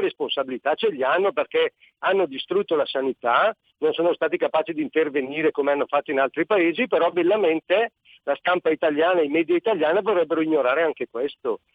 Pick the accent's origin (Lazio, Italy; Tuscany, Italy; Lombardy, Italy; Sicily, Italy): Lombardy, Italy; Brescia; essendo bresciano